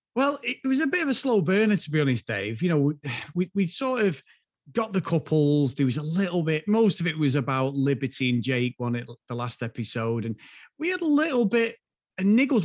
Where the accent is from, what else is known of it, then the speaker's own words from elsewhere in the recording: the north of England, United Kingdom; from the north, but we're not Newcastle